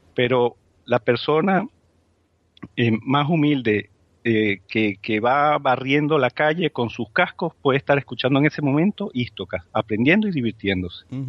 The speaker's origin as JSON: {"language": "Spanish", "country": "Spain", "said": "nuestra autoestima como, como, como españoles"}